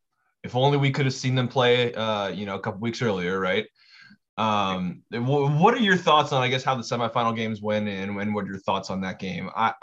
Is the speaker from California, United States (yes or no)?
yes; California, United States; also born or lived in Wyoming; now in Mississippi, United States; as a Californian, my natural instinct is to freak out about it